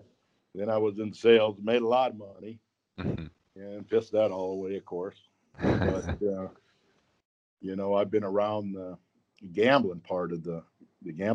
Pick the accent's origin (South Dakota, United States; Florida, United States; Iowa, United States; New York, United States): South Dakota, United States; I'm born, raised, still live in South Dakota